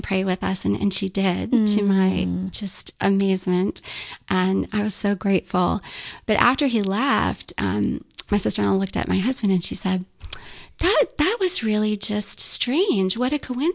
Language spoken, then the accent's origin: English; Charleston, United States; we're from Charleston